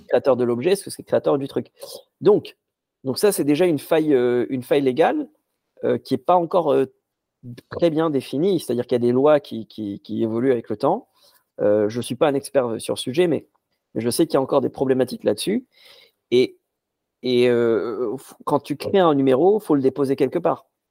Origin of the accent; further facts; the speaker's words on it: Casablanca, Casablanca-Settat, Morocco; j'ai grandi, j'ai grandi à Casablanca au Maroc